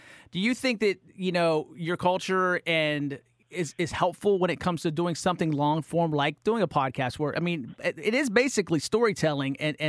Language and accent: English; Appalachia, small town West Virginia, United States; I'm from Appalachia, so I'm from like small town, poor West Virginia